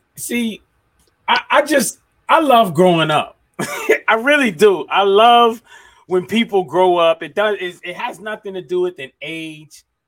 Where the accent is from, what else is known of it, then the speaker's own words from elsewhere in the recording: Miami, Florida, United States; I'm from Miami